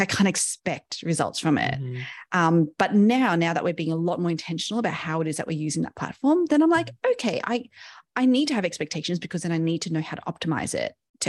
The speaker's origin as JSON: {"language": "English", "town": "Sydney", "region": "New South Wales", "country": "Australia", "tie": "born or raised there", "said": "I'm Asian by, you know, birth and not so much upbringing. I was brought up in Sydney in Australia, so a Western culture"}